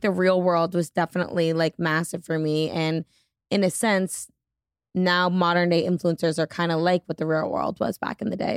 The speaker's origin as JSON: {"language": "English", "region": "New Hampshire", "country": "United States", "tie": "born or raised there", "moved": "yes", "lives_now": "Boston, United States", "said": "I grew up in New Hampshire, currently live in Boston"}